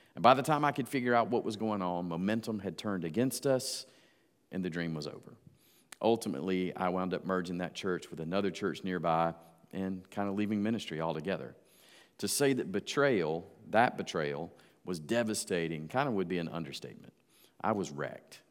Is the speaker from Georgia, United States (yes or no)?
yes; Georgia, United States; moved away; also born or lived in Jacksonville, Florida; my hometown back in Georgia.